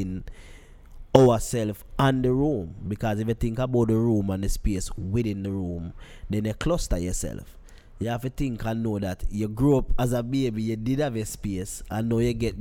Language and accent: English; Kingston, Jamaica; I was born in Trenchtown